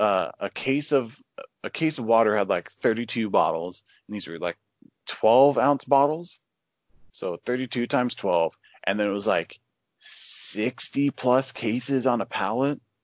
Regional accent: Oregon, United States; I was born and raised in Oregon, uh, which is, uh, on the west coast of the United States.

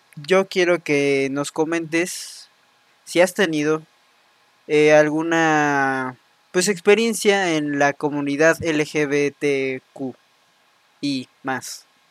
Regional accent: Mexico; llevamos como mexicanos, mexicanas

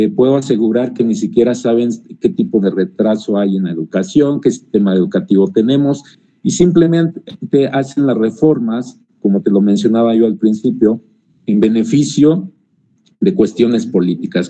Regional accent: Mexico; como mexicanos, desgraciadamente, la mayoría tenemos

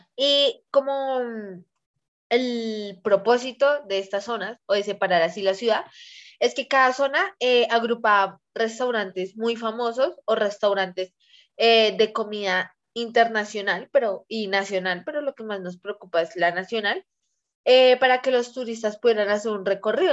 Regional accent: Bogotá, Colombia; rola como persona bogotana

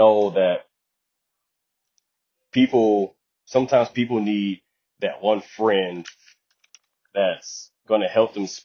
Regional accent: Detroit, Michigan, United States; also born or lived in the South; I spent the majority of my childhood in Detroit, Michigan

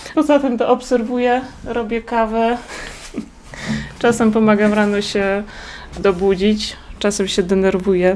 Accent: Małoziemce, Lublin Voivodeship, Poland; Pochodzę z miejscowości Małoziemce, to jest gmina Wola

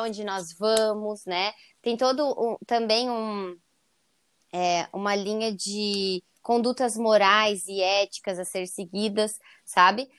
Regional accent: Joinville, Santa Catarina, Brazil; eu sou de Joinville, Santa Catarina

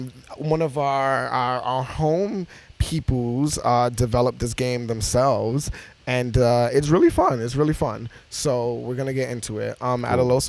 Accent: New York City, New York, United States; I'm from Brownsville.

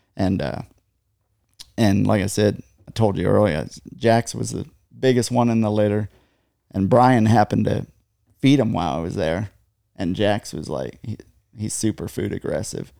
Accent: just north of Gettysburg, Pennsylvania, United States; moved away as an adult; now in Texas, United States; just north of Gettysburg, Pennsylvania

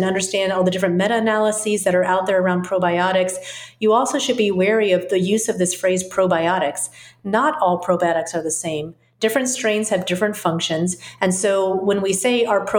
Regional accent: the South, United States; I grew up in the South, where there's also a lot of fermented foods because of the heat

